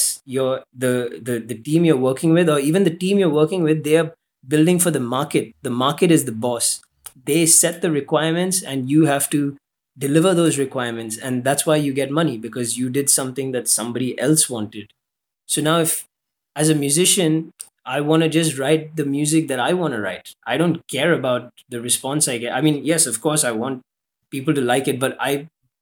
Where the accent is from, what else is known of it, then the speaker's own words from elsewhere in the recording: Dubai, United Arab Emirates; I grew up in Dubai